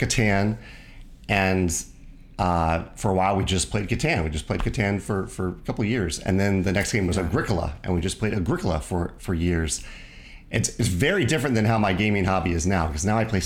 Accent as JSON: {"language": "English", "region": "Virginia", "country": "United States", "tie": "born or raised there", "moved": "yes", "lives_now": "Missouri, United States", "said": "I grew up in Virginia"}